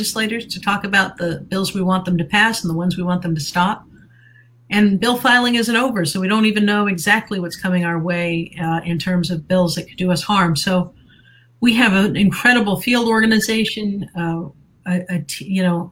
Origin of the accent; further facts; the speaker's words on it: Bay County, Florida, United States; I grew up in Bay County, Florida